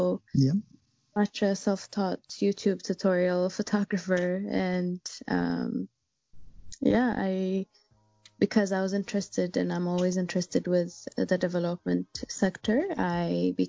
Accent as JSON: {"language": "English", "region": "Addis Ababa", "country": "Ethiopia", "tie": "born or raised there", "second_language": "English", "said": "I born and raised in Addis, still based in Addis"}